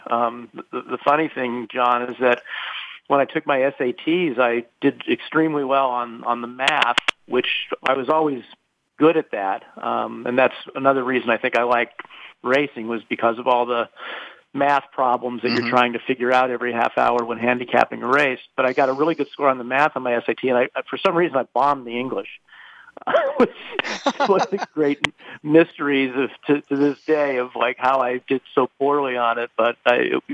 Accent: Los Angeles, California, United States; also born or lived in Carlsbad, California; I grew up in Southern California, specifically in the San Fernando Valley

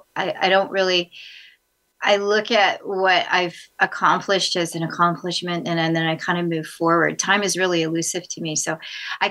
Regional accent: Vancouver, British Columbia, Canada; also born or lived in Los Angeles / San Francisco / New York / Africa (parents); now in Nashville, United States; I was born in Vancouver, British Columbia.

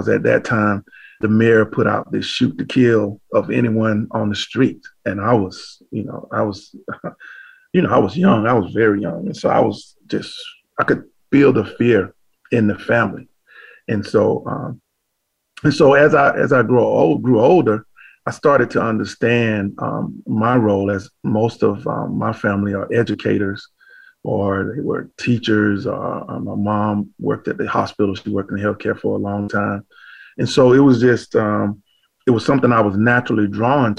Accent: Macon, Georgia, United States; I grew up in Macon, Georgia

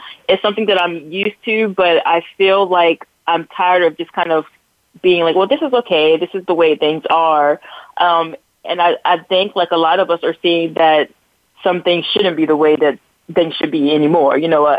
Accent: Newport News, Virginia, United States; born there; also born or lived in California / New Jersey / North Carolina; I've lived in three different areas in California. We lived in, New Jersey, North Carolina. I was born in Newport News

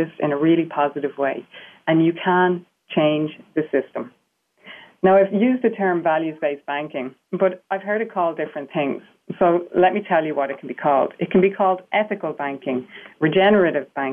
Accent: Ireland; accent: Irish; I'm sure you can hear I have an Irish accent. So the fact that I'm Irish

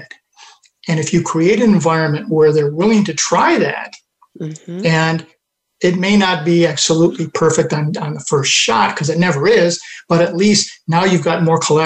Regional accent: Western New York near Rochester, United States; moved away; I grew up in Western New York near Rochester

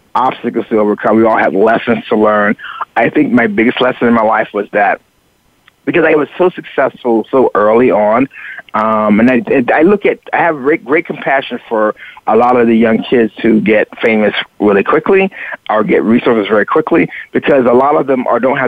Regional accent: the South, United States; moved away; also born or lived in Chicago / Miami Beach; I grew up in the South

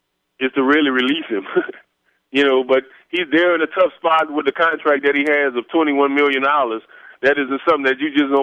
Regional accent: New Orleans, Louisiana, United States; now in Houston, United States; I appreciate you having me on the show. I'm originally from New Orleans. I reside right now in Houston, Texas.

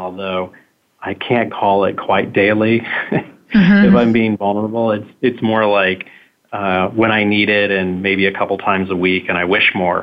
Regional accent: Kansas City, Missouri, United States; moved away; my hometown of Kansas City

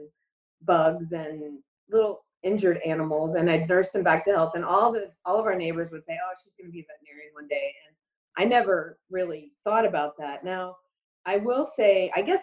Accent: Orlando, Florida, United States; I grew up in Orlando

